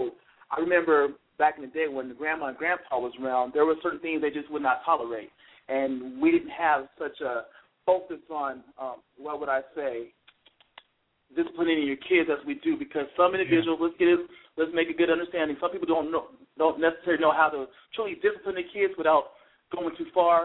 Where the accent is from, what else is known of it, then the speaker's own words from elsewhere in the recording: Seattle, Washington, United States; moved away; I'm originally from Seattle